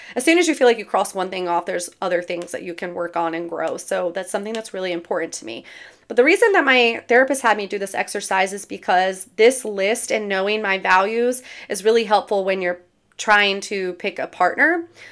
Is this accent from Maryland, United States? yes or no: yes; near Berlin, Maryland, United States; It's right outside of my hometown. It's close to the beach in Ocean City, Maryland